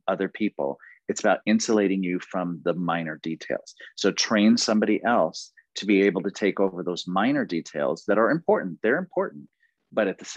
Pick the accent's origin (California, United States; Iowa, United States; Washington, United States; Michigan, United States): Washington, United States; Seattle; also born or lived in Pampa, Texas; I'm from Seattle, Washington, and I'm managing the program from here.